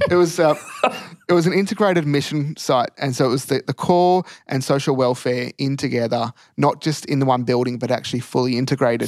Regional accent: country Victoria, Australia; also born or lived in Bendigo / Ballarat; grew up around country Victoria, moving around

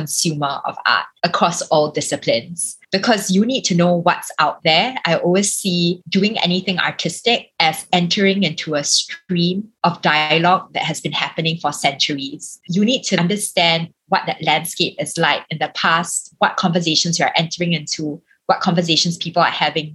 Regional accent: Singapore; I am a Singaporean

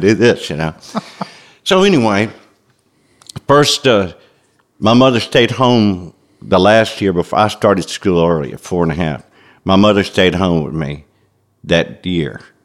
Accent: Memphis, Tennessee, United States; growing up in Memphis in the 50s and 60s

